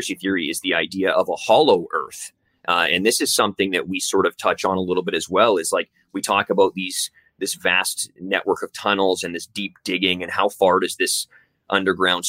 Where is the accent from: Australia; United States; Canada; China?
Canada; also born or lived in Vancouver; we're based in Vancouver. We're two Canadian dudes writing this show